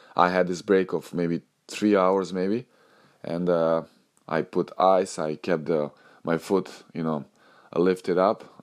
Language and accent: English; Novi Sad, Vojvodina, Serbia; moved away; Novi Sad, this is my hometown